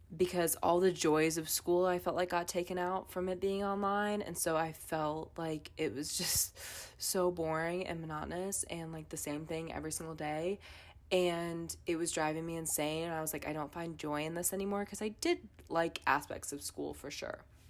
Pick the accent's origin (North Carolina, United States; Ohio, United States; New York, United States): North Carolina, United States; Wake County; I'm from Wake County